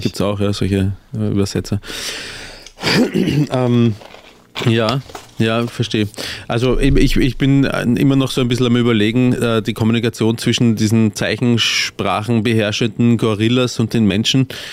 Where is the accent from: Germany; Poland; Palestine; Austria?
Austria; als Österreicher